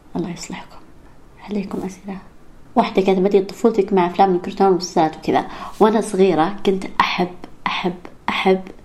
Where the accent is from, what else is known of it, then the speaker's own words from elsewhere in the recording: Saudi Arabia; now in Riyadh, Saudi Arabia; الإنجليزي اللي درسته، درسته بالسعودية. ب-, يعني بالمدارس كان مرة سيء